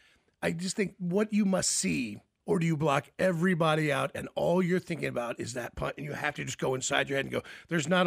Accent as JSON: {"language": "English", "town": "Memphis", "region": "Tennessee", "country": "United States", "tie": "born or raised there", "moved": "yes", "lives_now": "Kansas City, United States", "said": "I was born in Memphis, Tennessee. I ended up in Kansas City"}